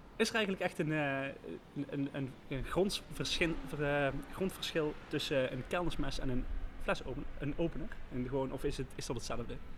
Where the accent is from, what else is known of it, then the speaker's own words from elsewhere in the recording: IJsselstein, Netherlands; waar ik vandaan kom, eh, uit, eh, IJsselstein